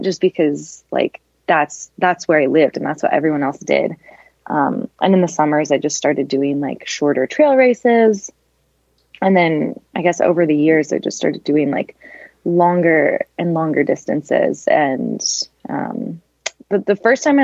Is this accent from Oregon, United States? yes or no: yes; Westland, outside Portland, Oregon, United States; moved away; I grew up in Westland, which is like a little suburb kind of outside Portland